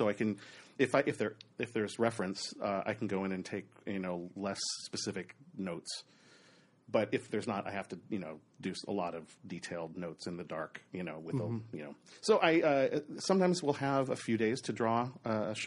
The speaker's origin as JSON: {"language": "English", "region": "Oregon", "country": "United States", "tie": "born or raised there", "also_born_or_lived": "Southern California", "moved": "yes", "said": "Born and raised in Oregon, about an hour and a half south of Portland"}